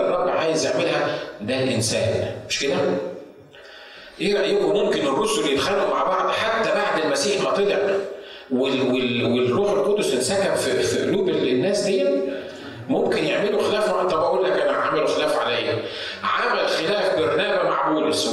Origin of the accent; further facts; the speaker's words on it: Egypt; now in United States; ميدان التحرير عندنا في مصر